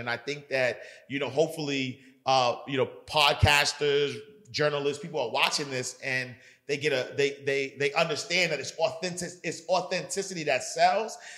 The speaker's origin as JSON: {"language": "English", "town": "New York City", "region": "New York", "country": "United States", "tie": "born or raised there", "said": "I grew up in Harlem"}